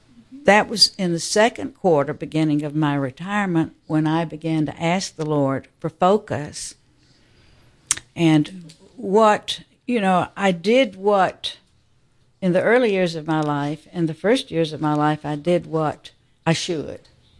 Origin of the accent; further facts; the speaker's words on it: Atlanta, Georgia, United States; I was born and raised here in Atlanta. I'm a cradle Catholic, and I feel that I'm a little bit older than many of you